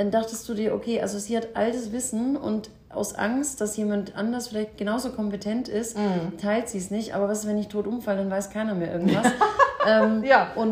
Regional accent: Baden-Württemberg, Germany; ich bin Schwabe eigentlich, auch wenn man es nicht mehr so hört

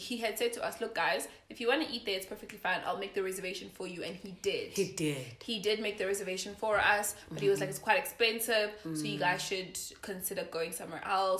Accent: Johannesburg, Gauteng, South Africa; Oh, we're from Joburg.

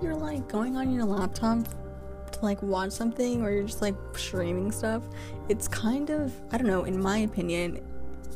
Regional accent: Glendale, California, United States; moved away; I'm from Los Angeles, California. Like, I lived like specifically in the Glendale area

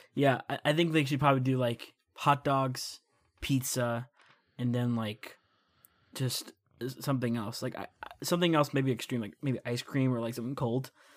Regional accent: United States; as an American

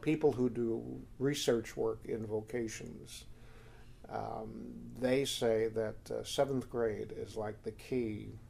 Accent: Morris County, New Jersey, United States; also born or lived in Guttenberg, Hudson County, New Jersey; I come from Morris County, actually.

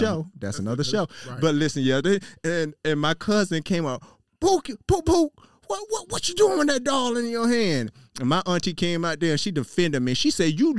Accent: Miami, Florida, United States; me and you from Miami, we are from Miami

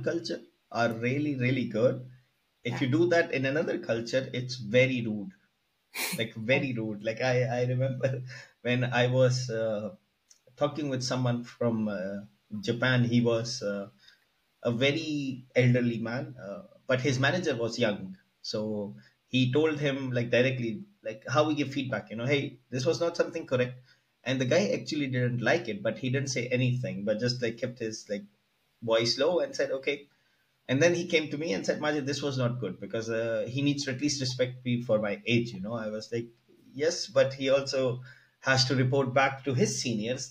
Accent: Pakistan; I'm from Pakistan

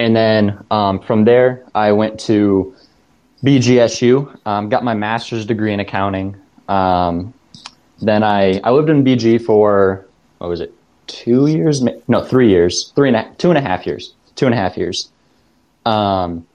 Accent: Bryan, Ohio, United States; also born or lived in Tiffin, Ohio; I'm originally from Bryan, Ohio

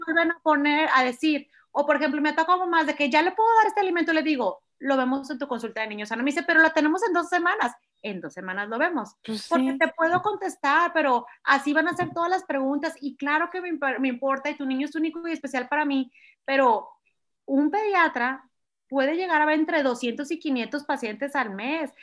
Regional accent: Culiacán, Sinaloa, Mexico; moved away as an adult; now in Monterrey, Mexico; no soy de Monterrey, llevo 20 años viviendo aquí, aquí llegué a estudiar medicina y nunca más me fui, yo soy de Culiacán, Sinaloa

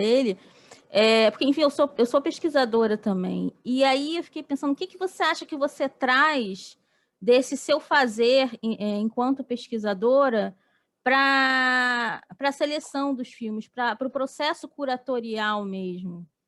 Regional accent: Rio, Rio de Janeiro, Brazil; a gente é do, é do Rio

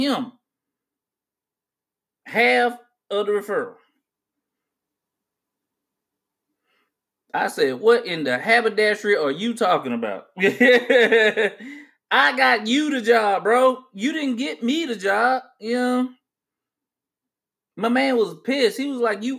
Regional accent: United States; as an American

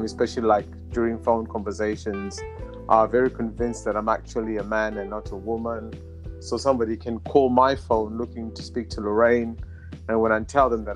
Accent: Zimbabwe; moved away as an adult; now in United Kingdom; I'm from Zimbabwe. So I grew up in Zimbabwe

